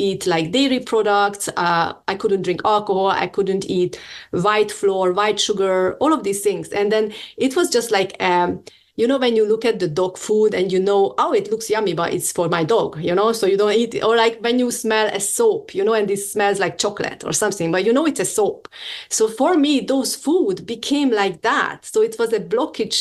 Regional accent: Hungary; I'm from Hungary

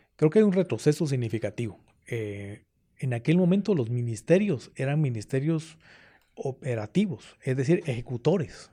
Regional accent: Guatemala City, Guatemala Department, Guatemala; yo de pequeño, yo estudié en el Colegio Loyola. ahí Allá en la 12 Avenida, de la zona 1, atrás de la Merced

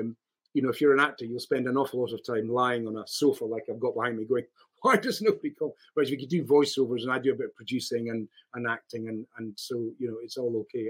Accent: Scotland, United Kingdom; I'm a Scot

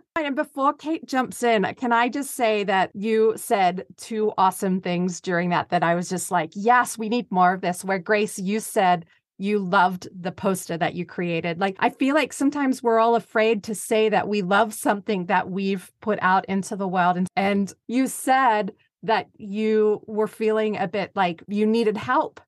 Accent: Australia; I'm Australian

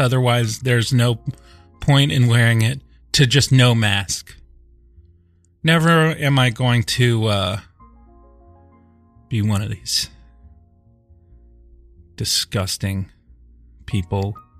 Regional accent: Des Moines, Iowa, United States; even though I'm from Des Moines, Iowa, and like Irish American.

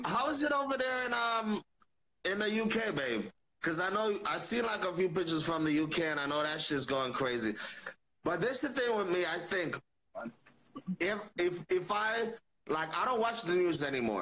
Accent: Jamaica; I'm Jamaican.

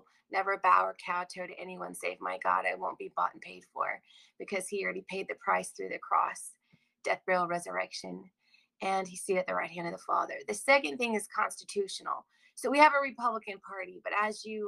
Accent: Texas, United States; moved away as an adult; now in South Carolina, United States; I love Texas. That's my home state

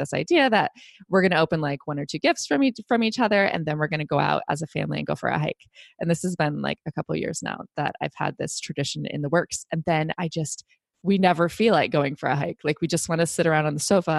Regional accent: Ohio, United States; also born or lived in Texas; now in New England, United States; I had the same tradition growing up in Ohio.

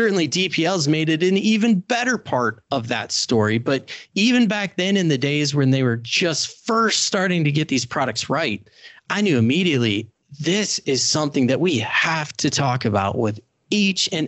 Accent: Indiana, United States; I helped start the first CFP program for professionals in my home state of Indiana

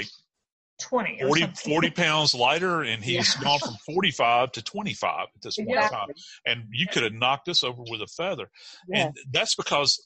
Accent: North Louisiana, United States; moved away; I was born in North Louisiana

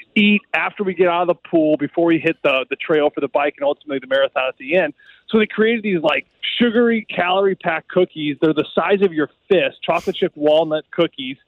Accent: St. Louis, Missouri, United States; straight from Afton, where I grew up in St. Louis

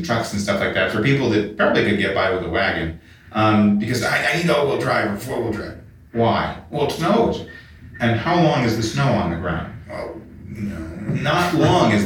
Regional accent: Chicago, Illinois, United States; accent: American; now in New York, United States; I grew up in Chicago

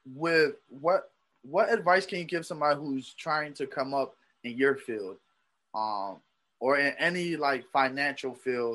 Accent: Philadelphia, Pennsylvania, United States; I'm from Kensington.

